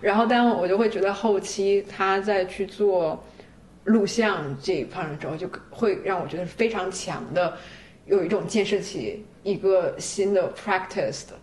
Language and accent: Chinese; China; 因为我是中国人